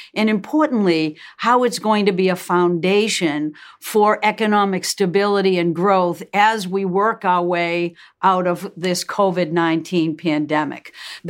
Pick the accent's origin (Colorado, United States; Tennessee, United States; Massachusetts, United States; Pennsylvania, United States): Massachusetts, United States; We're both from Massachusetts.